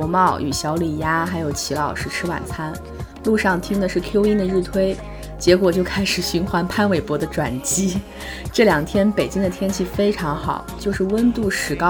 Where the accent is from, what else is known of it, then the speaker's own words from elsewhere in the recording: Shandong, China; 伴随的是西坛路的山东啊，山东我的故乡。